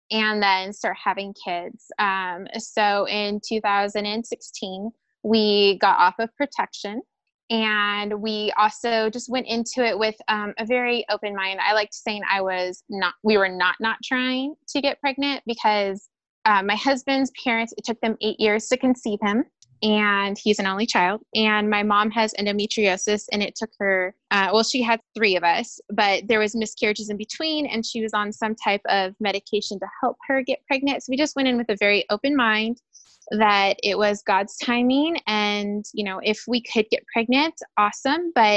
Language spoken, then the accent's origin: English; Riverside, California, United States; moved away as an adult; also born or lived in Redlands, California; now in El Paso, United States; I'm born and raised in Riverside, which is very close to Redlands, California